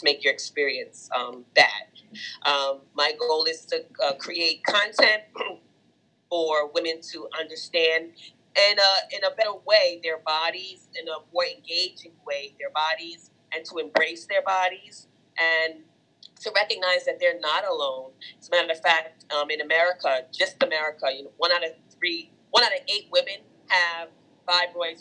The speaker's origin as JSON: {"language": "English", "region": "New York", "country": "United States", "tie": "born or raised there", "said": "Born and raised Brooklyn, New York"}